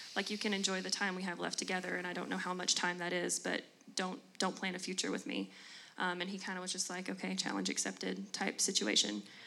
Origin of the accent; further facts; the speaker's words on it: Jackson, Tennessee, United States; moved away as an adult; also born or lived in Murfreesboro, Tennessee; I'm from West Tennessee, the Jackson area, That's born and raised